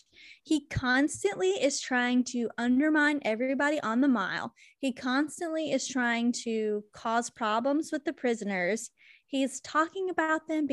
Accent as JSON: {"language": "English", "region": "North Carolina", "country": "United States", "accent": "Southern twang", "moved": "yes", "said": "y'all just wait till my ass gets back to North Carolina, because y'all gonna know. Listeners, you will know by my accent when I get back."}